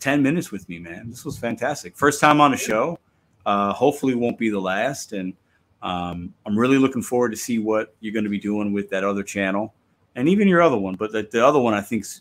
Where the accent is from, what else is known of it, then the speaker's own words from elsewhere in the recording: Chicago, Illinois, United States; growing up in Chicago